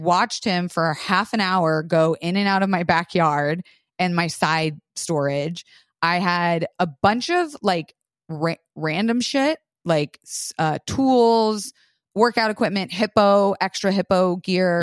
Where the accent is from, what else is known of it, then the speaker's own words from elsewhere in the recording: Florida, United States; moved away; I grew up in Florida shooting with guns all the time.